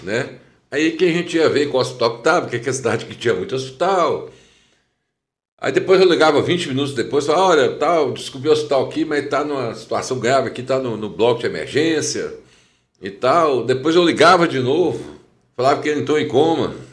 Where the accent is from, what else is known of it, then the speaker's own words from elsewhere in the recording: Teófilo Otoni, Minas Gerais, Brazil; also born or lived in Juiz de Fora; eu nasci aqui em Teoflotone, né? Em 1 de outubro. Fui criado aqui